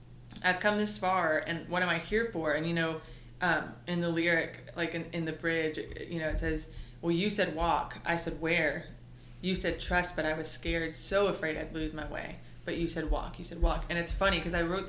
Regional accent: East Texas, United States; also born or lived in Murfreesboro, Tennessee; now in Nashville area, United States; I grew up in East Texas

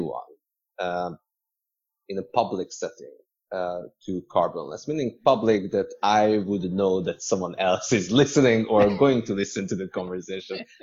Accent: Budapest, Hungary; now in Hong Kong; I'm originally from Hungary, and between Budapest, where I was born, and Hong Kong, I lived in another 8 cities

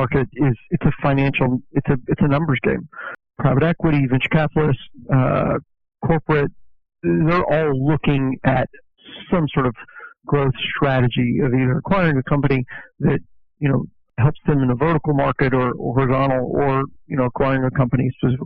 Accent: Fort Worth, Texas, United States; I'm originally from Fort Worth, born here, raised here, and absolutely love it.

